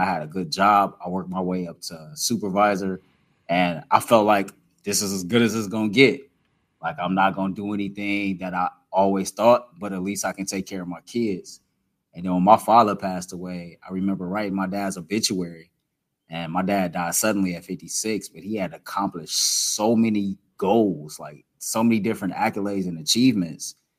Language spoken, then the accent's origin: English; Cleveland, Ohio, United States; I'm from the inner city of Cleveland, Ohio, and I get to cover sports in the same city that I grew up cheering for these teams